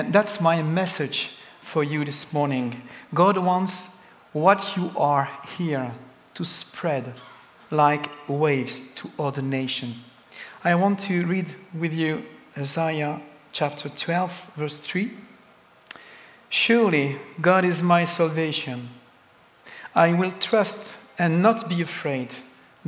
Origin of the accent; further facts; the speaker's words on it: France; English is a second language; I come from France, the country of the best cheese